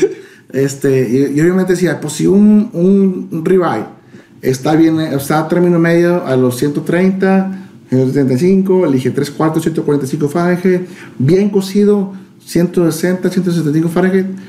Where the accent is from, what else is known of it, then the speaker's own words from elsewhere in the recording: Monterrey, Nuevo León, Mexico; soy de aquí de Monterrey